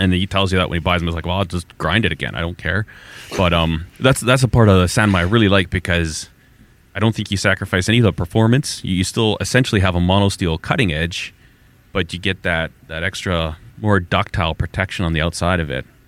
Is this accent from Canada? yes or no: yes; Alberta, Canada; I'm from Alberta